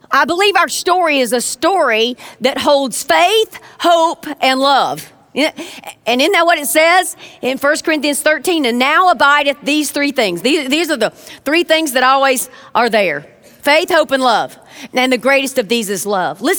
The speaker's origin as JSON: {"language": "English", "region": "the South", "country": "United States", "said": "Again, I'm from the South, and my mama says opinions are like belly buttons."}